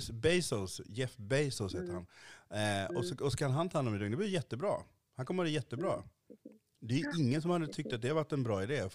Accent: Sweden; För jag är en svart mm. man i Sverige mm. idag.

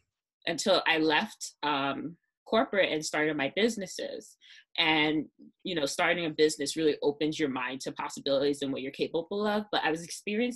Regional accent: New York City, New York, United States; I'm from Brooklyn

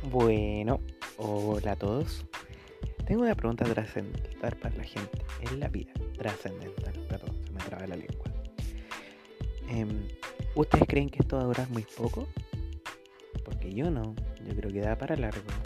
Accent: Curicó, Maule, Chile; soy de Curicó, de la séptima región

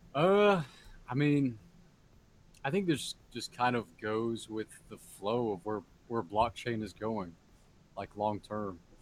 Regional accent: Fort Worth, Texas, United States; Fort Worth, my hometown

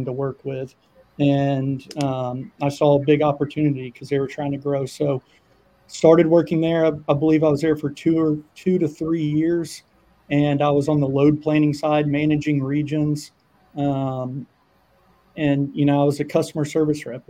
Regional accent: Birmingham, Alabama, United States; from Birmingham.

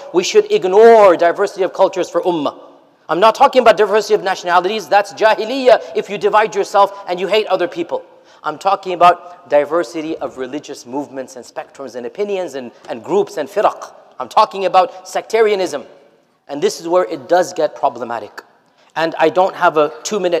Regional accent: United States; we have as an American Muslim community

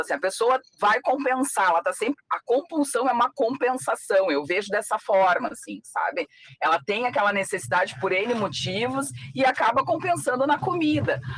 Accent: Rio Grande do Sul, Brazil; quando eu era pequena, uh, aqui no Rio Grande do Sul, não tinha muito essa cultura da paçoca

